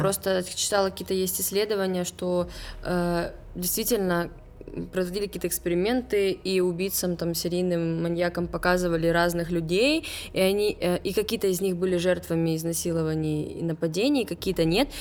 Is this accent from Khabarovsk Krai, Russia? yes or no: yes; Khabarovsk, Khabarovsk Krai, Russia; Я из Хабаровска